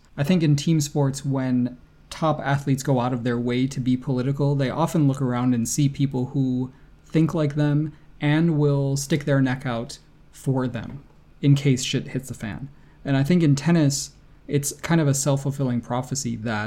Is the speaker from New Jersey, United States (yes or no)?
no; Rochester, New York, United States; it is my hometown.